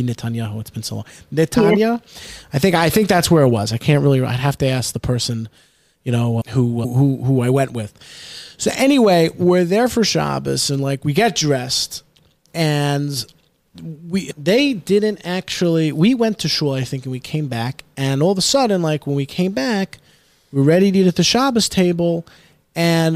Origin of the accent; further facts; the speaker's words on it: New York City, New York, United States; where I grew up in the Bronx, Pelham Parkway